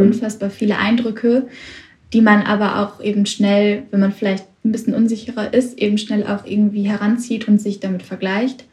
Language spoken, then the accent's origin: German; Witten, North Rhine-Westphalia, Germany; ich komme aus Witten, ganz in der Nähe von Bochum